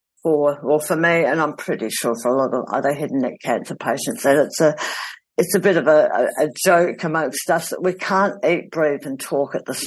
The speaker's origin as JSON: {"language": "English", "region": "South Australia", "country": "Australia", "tie": "born or raised there", "said": "my hometown in South Australia."}